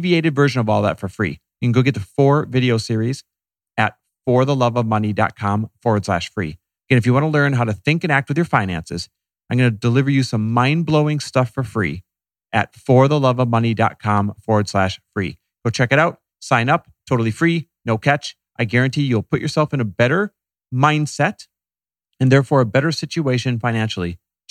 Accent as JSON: {"language": "English", "region": "Midwest", "country": "United States", "tie": "born or raised there", "moved": "yes", "said": "I'm Midwest born and raised"}